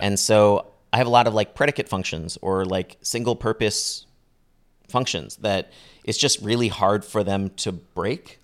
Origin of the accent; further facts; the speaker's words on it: Bay Area, California, United States; growing up in the Bay Area